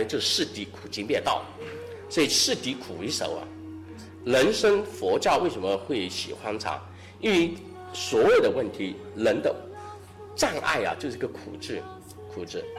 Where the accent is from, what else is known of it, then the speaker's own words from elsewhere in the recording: China; 这种苦去甘来，又吻合了我们中国人传统人的教育教育人的方法，被接受了